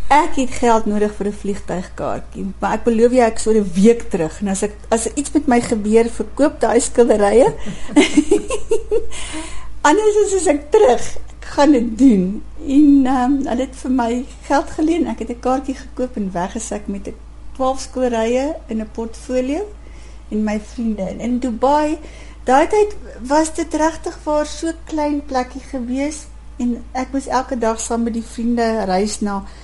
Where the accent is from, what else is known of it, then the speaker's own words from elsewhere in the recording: South Africa; ek is 'n Suid-Afrikaner